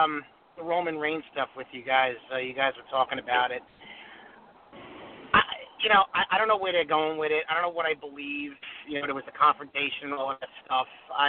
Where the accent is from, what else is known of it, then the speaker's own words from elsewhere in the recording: Farmingdale, New York, United States; It's your good friend … from Farmingdale, Long Island.